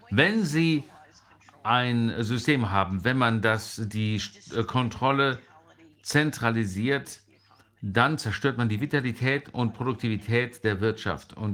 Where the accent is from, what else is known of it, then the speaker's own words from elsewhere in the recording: United States; German is a second language; Aber als Amerikanerin kann ich sagen, ich habe die tiefe der äh, Korruption untersucht von ganz unten